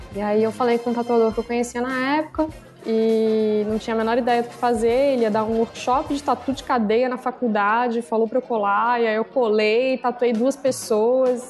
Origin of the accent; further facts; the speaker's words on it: Brasília, Federal District, Brazil; moved away as an adult; now in São Paulo, Brazil; Sou tatuadora de Brasília, moro em São Paulo há uns dois anos e meio.